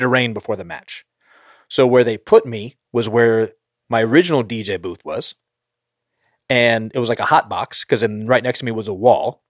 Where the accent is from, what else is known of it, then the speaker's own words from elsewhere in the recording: northern East Coast, Northeast, United States; moved away; I grew up on the East Coast, so, like, I know and, like, northern East Coast